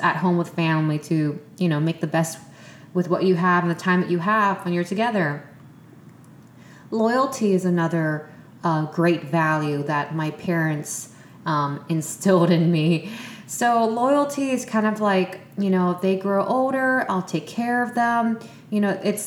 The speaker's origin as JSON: {"language": "English", "country": "Vietnam", "tie": "born or raised there", "moved": "yes", "said": "my childhood years in Vietnam, since, you know, that was a place where I was born and raised"}